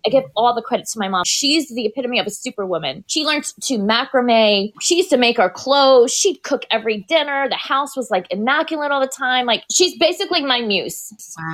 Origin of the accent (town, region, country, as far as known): Tampa Bay area, Florida, United States; born or raised there; also born or lived in Bronx, New York